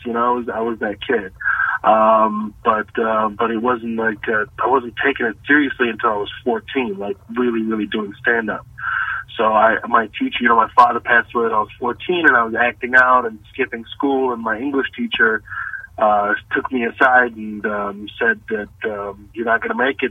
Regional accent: Texas, United States; born or raised there; moved away as an adult; also born or lived in Kuwait; now in Los Angeles, United States

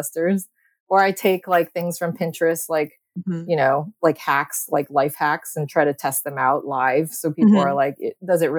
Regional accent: Bay Area, California, United States; also born or lived in Los Angeles, United States; I grew up here in the Bay. And I lived here up until college.

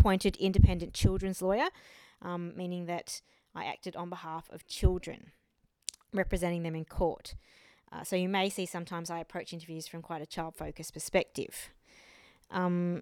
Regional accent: Australia; also born or lived in Taiwan / France; I was born in Taiwan, but I have lived in Australia most of my life, apart from a little stint in France for a few years when I was younger.

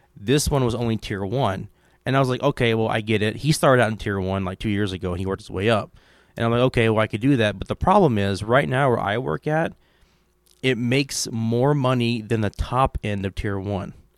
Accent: Kentucky, United States; I'm from Kentucky

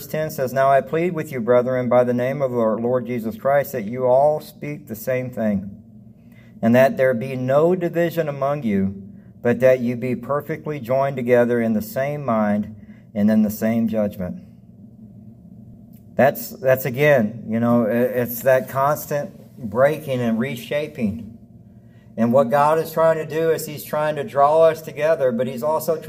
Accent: the South, United States; now in Devine, United States; I grew up in the South

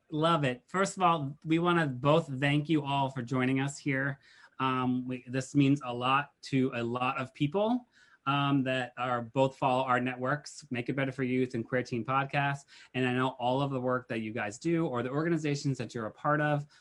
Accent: Massachusetts, United States; I'm from Massachusetts

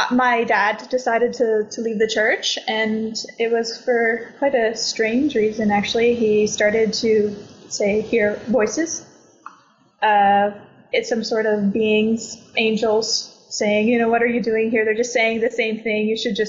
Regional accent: Canada; now in Portugal; I'm from Canada

